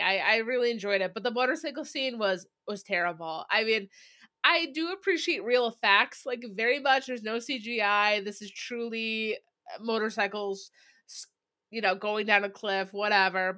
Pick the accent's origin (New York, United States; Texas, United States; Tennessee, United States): New York, United States; Syracuse; Syracuse, uh, which we appreciate as our hometown